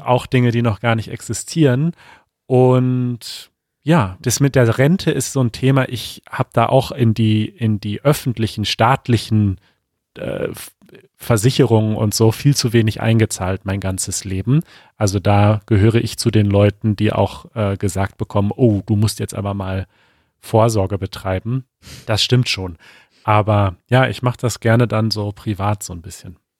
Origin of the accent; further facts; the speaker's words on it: North Rhine-Westphalia, Germany; moved away; In NRW zum Beispiel, in meiner Heimat